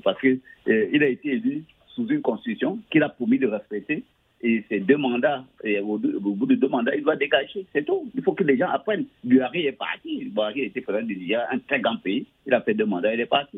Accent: Cameroon; mon pays natal, le Cameroun

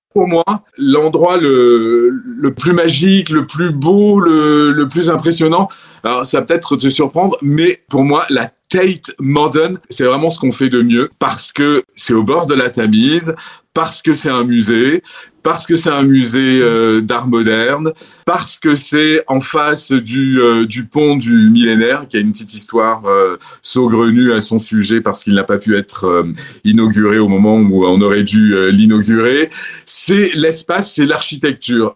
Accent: Orange, Provence-Alpes-Côte d'Azur, France; moved away as an adult; now in London, United Kingdom; je suis un méridional, je suis provençal. Ma ville natale, c'est Orange, dans le Vaucluse.

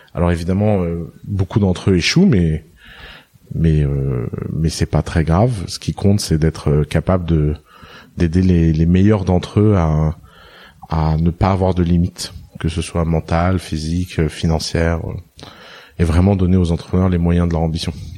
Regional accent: Tours, Centre-Val de Loire, France; also born or lived in Lebanon; j'ai j'ai grandi à Tours en France

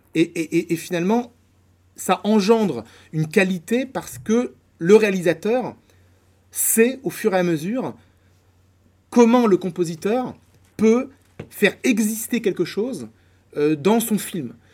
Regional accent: Poitiers, Nouvelle-Aquitaine, France; moved away as an adult; now in Paris, France; je viens de Poitiers et donc j'ai fait mes études à Poitiers

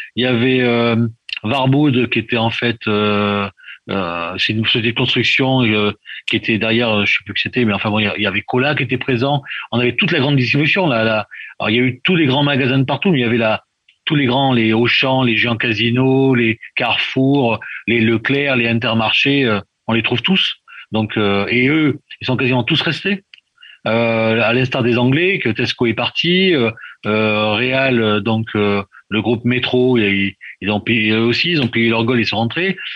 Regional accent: France; now in Poland; quand on est français à l'étranger

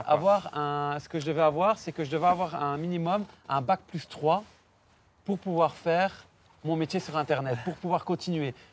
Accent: Belgium; je suis belge

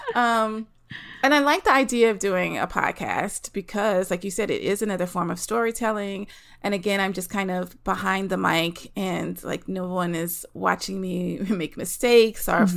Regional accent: the South, United States; moved away as an adult; also born or lived in Los Angeles; I'm from the South, living in the South. Um, eventually, I moved

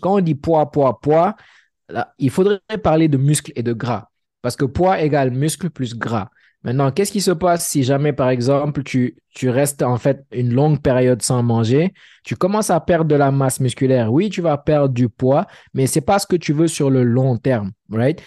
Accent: Senegal; moved away as an adult; also born or lived in Dakar; now in Montreal, Canada; je suis sénégalais

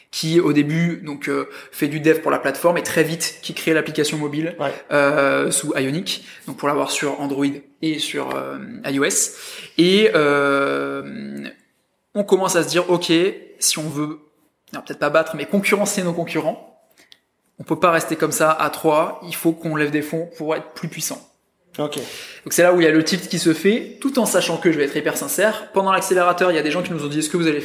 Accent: France; Parce qu'on est deux sur le marché français. Et que du coup, bah ouais, on est français

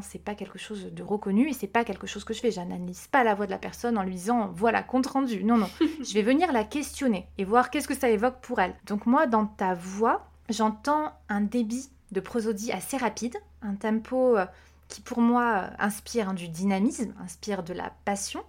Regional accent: Corsica, France; j'ai grandi en Corse

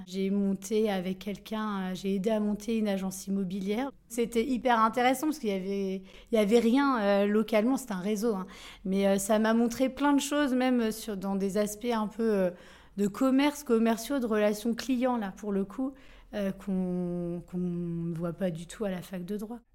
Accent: Coutances, Normandy, France; also born or lived in Granville; je suis née à Coutances, c'est pas à Grandville, c'est au moins à 25 km ou 30 de Grandville, mais c'est presque pareil

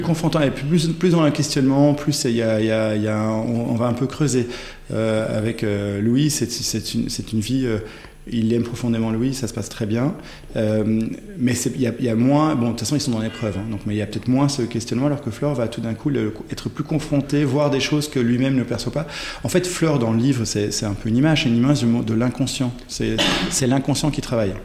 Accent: Ghent, Flanders, Belgium; first language French; je suis né en Belgique, euh, à Gand pour être euh, précis

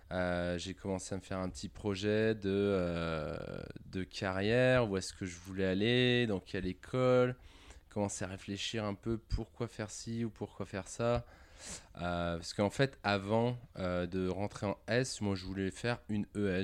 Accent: Tassin-la-Demi-Lune, Auvergne-Rhône-Alpes, France; also born or lived in Lyon; J'ai vécu euh, toute mon enfance à, à Tassin jusqu'à mes 18 ans.

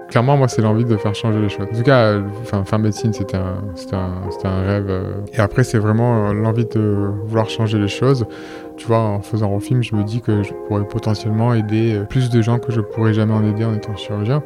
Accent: Marseille, Provence-Alpes-Côte d'Azur, France; je suis marseillais

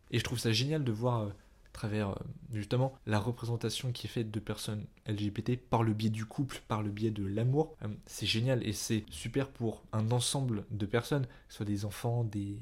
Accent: France; je reste un homme blanc français, enfin c'est-à-dire je suis né en France

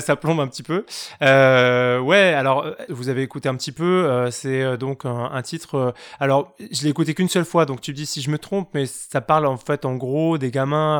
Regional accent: Douai, Hauts-de-France, France; ma ville natale, Douai

